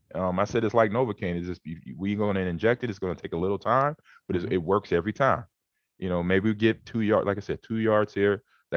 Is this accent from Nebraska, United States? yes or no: yes; Omaha, Nebraska, United States; I'm in Omaha now. I'm in my hometown.